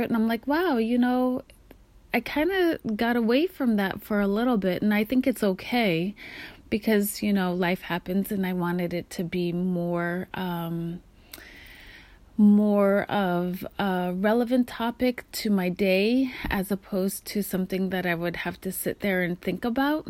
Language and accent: English; Kotzebue, Alaska, United States; now in Pacific Northwest, United States; we're growing up in Kotzebue, Alaska, above the Arctic Circle